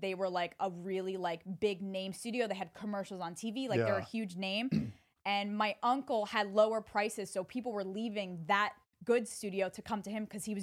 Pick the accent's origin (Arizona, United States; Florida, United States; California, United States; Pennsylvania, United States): Pennsylvania, United States; also born or lived in Staten Island, New York; I was born there. I was like, but I was raised in Pennsylvania